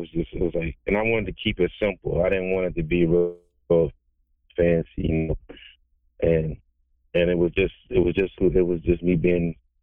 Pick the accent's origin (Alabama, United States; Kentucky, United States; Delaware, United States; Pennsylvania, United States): Delaware, United States; I'm a native of the Eastern Shore, DMV. I'm from Delaware.